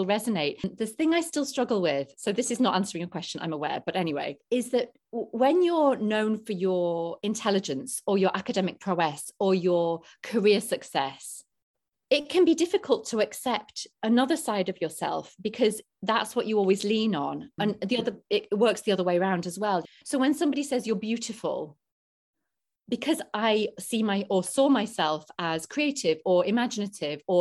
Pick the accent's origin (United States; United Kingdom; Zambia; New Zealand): United Kingdom; England; I was Polish before being English, even though I was born in England